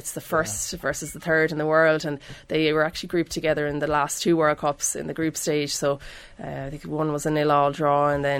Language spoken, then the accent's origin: English; Ireland; It doesn't have the same ring to it for us as Irish fans.